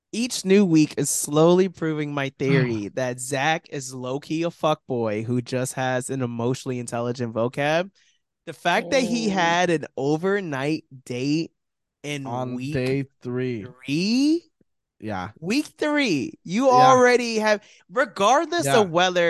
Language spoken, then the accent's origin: English; Florida, United States; growing up in Florida